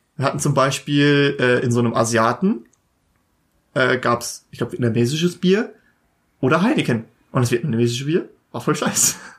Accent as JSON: {"language": "German", "country": "Germany", "said": "uns als Deutsche"}